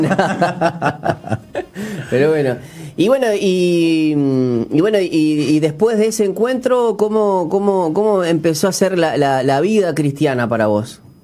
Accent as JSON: {"language": "Spanish", "country": "Uruguay", "said": "nosotros siendo uruguayos"}